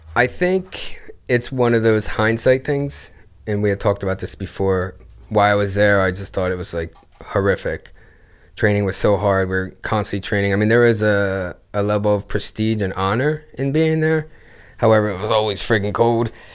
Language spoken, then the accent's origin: English; Gloucester City, New Jersey, United States; Gloucester City, New Jersey. Originally